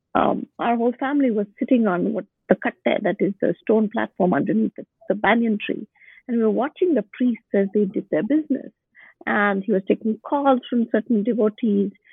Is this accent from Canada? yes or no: no; Bangalore, Karnataka, India; moved away as an adult; also born or lived in Boston, United States; My hometown is Bangalore